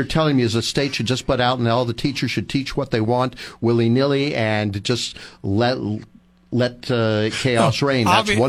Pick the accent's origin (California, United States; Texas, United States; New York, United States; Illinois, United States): California, United States; Marin County; I grew up in Marin County